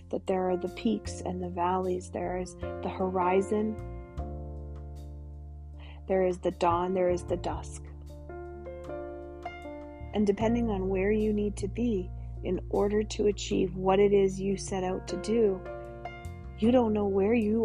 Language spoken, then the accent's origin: English; Canada; I'm your Canadian shaman